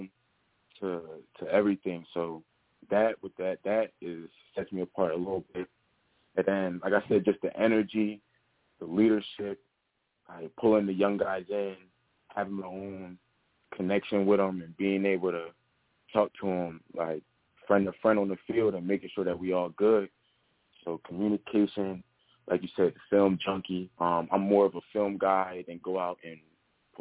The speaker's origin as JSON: {"language": "English", "region": "New Jersey", "country": "United States", "tie": "born or raised there", "also_born_or_lived": "Indiana, Pennsylvania", "moved": "as an adult", "said": "we're both from Jersey."}